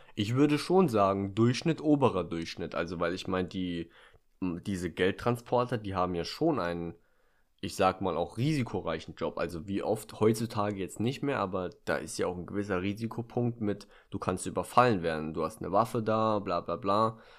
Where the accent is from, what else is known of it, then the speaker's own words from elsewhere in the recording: Germany; bei uns in Deutschland